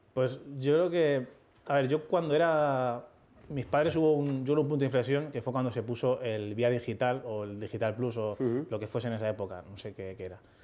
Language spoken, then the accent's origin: Spanish; Leganés, Community of Madrid, Spain; tengo 13 años, no sé qué, soy de Leganés